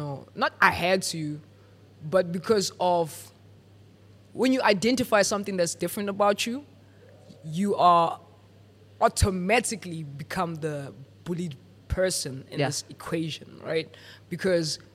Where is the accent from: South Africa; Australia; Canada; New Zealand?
South Africa; I'm from the Val